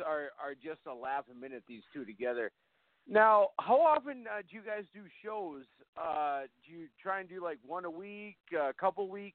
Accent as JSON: {"language": "English", "town": "Fargo", "region": "North Dakota", "country": "United States", "tie": "born or raised there", "said": "at the Fargo Dome here in my hometown"}